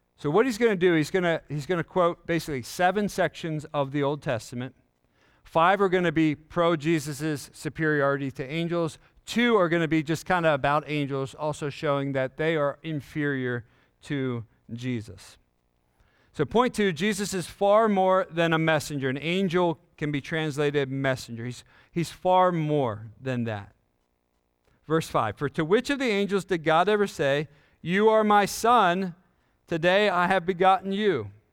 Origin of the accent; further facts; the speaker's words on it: York, Pennsylvania, United States; I grew up in York, Pennsylvania